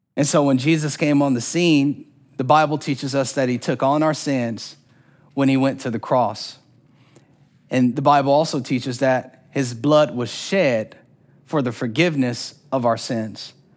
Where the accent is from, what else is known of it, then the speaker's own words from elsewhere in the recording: Orlando, Florida, United States; I'm from Orlando, Florida. And there wasn't a year growing up when we didn't go to Disney World